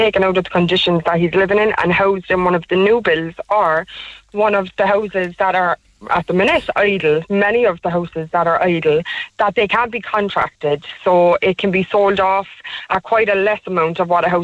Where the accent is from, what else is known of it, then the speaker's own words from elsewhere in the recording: Cork, Munster, Ireland; I'm actually from Mayfield myself